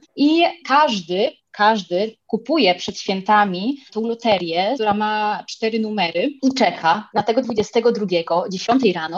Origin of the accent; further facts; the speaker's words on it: Spain; also born or lived in Poland; urodziłam się w Polsce, jestem z rodziny polskiej, ale jednak od bardzo młodych lat mieszkam w Hiszpanii